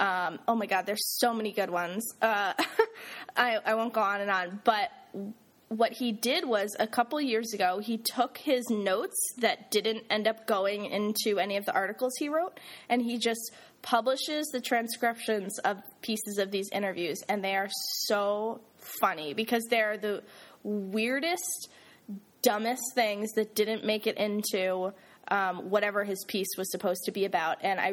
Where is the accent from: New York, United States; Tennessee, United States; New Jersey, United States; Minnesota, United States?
New Jersey, United States; moved away; So I'm from New Jersey, everybody.